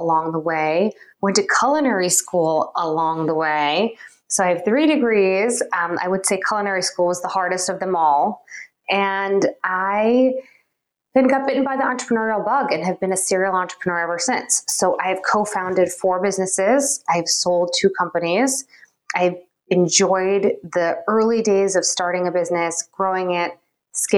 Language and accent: English; Long Island, New York, United States; also born or lived in Springfield, Illinois; I moved to Long Island, a suburb area of New York City, when I was about 3 and a half, grew up there